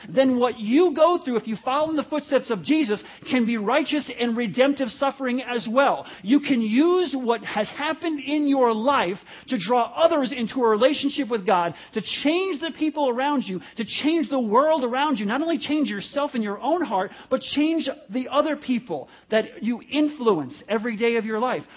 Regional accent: New York, United States; most of my childhood, I grew up in the New City Garden Apartments in New York

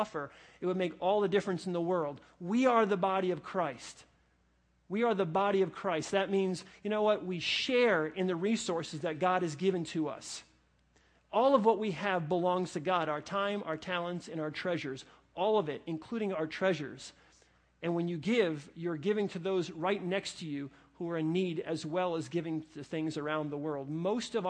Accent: New Jersey, United States; I was born in New Jersey

